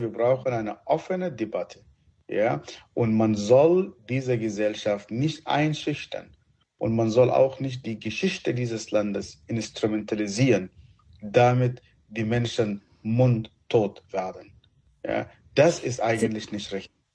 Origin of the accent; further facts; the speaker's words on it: Sudan; German is a second language; also born or lived in Egypt; now in Germany; Meine äh, meine Erziehung ist schon abgeschlossen, als ich noch als Kind im Sudan bin